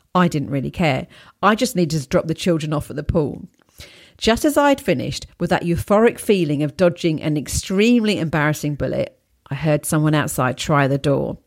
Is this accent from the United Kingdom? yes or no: yes; England, United Kingdom; also born or lived in Poland; being an English person living there